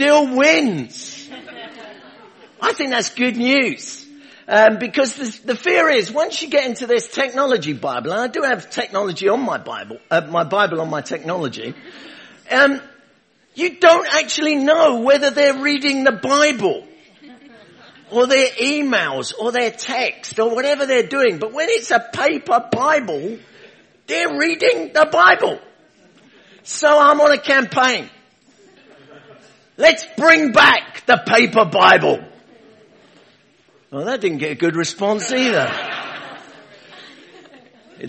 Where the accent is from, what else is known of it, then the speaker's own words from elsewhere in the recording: London, United Kingdom; now in Rugby, United Kingdom; Originally, I'm from London, Hackney. Is where I was born, under the sound of Bow Bells